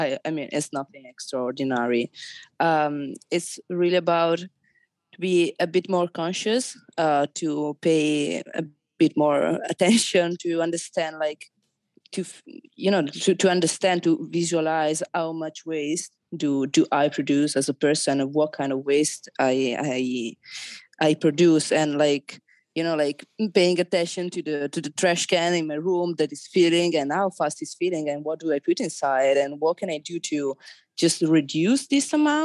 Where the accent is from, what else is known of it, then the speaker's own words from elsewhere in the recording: Italy; I'm from Italy